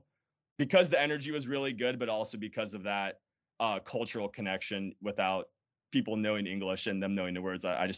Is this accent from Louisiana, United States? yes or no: no; San Diego, California, United States; I grew up in San Diego, California.